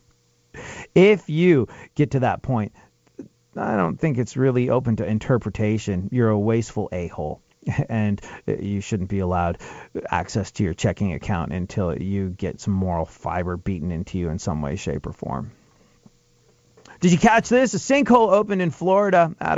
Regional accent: England, United Kingdom; moved away; growing up in England, which I did

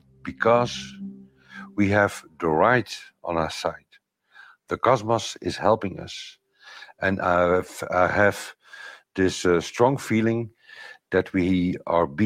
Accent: Belgium; I'm from Belgium

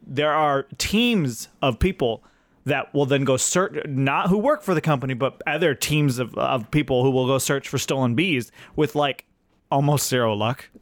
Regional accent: Fresno, California, United States; I grew up in Fresno, California

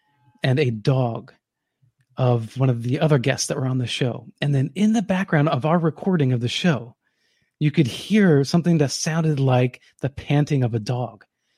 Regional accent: New Jersey, United States; I grew up in New Jersey, a state this big. So my idea of big and small is little distorted.

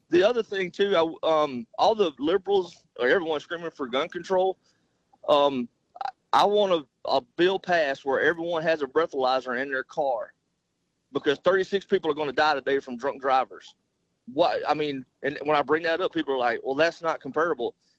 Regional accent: Southeast Arkansas, United States; I grew up in Southeast Arkansas

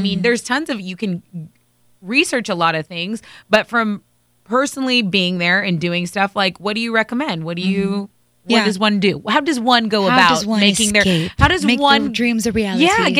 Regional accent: Texas, United States; I'm from Texas.

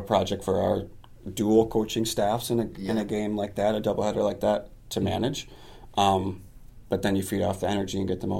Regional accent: Lansing, Michigan, United States; I'm born and raised in Lansing.

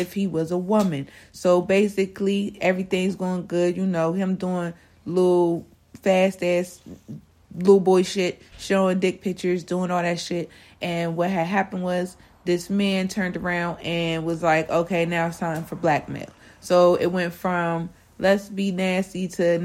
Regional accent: Harrisburg, Pennsylvania, United States; I'm from Harrisburg

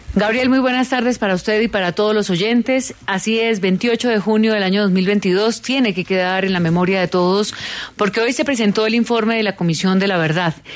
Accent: Colombia; ¿Dónde estábamos los colombianos

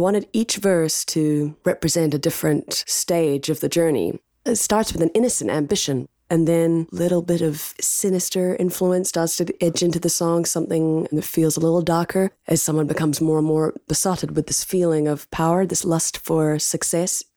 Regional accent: New Zealand; now in United States; as a New Zealander living in America

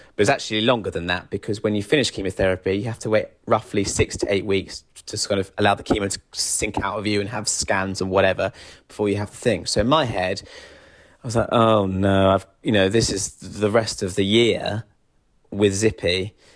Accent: Kent, South East England, United Kingdom; moved away as an adult; now in London, United Kingdom; I'm from Kent originally, but I've been living in London for eight years

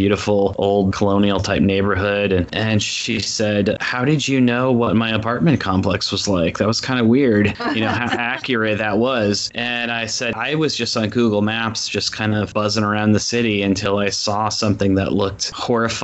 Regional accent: Iowa, United States; moved away; growing up in Iowa.

